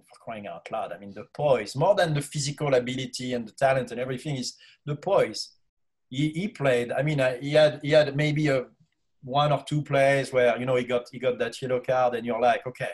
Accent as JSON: {"language": "English", "country": "France", "tie": "born or raised there", "moved": "yes", "said": "growing up in Europe"}